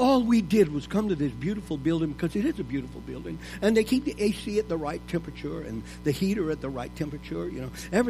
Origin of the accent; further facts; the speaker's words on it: Louisiana, United States; I was raised in Louisiana